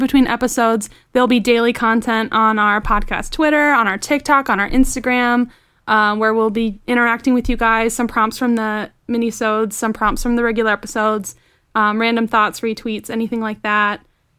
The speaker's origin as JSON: {"language": "English", "country": "United States", "said": "I'm from the United States."}